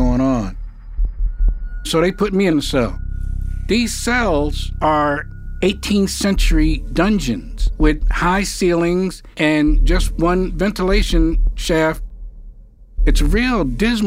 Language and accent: English; New York City, New York, United States; moved away; I'm from New York. You know, I grew up in Harlem.